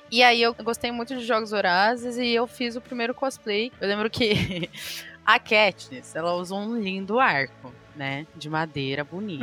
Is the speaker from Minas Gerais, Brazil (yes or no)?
no; Mogi das Cruzes, São Paulo, Brazil; Eu sou de Monte das Cruzes